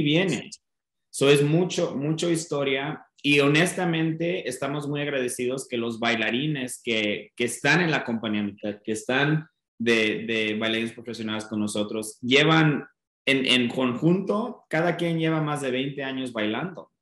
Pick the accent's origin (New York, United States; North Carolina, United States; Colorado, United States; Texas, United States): Colorado, United States; Denver; moved away as an adult; also born or lived in Mexico City; nací en Denver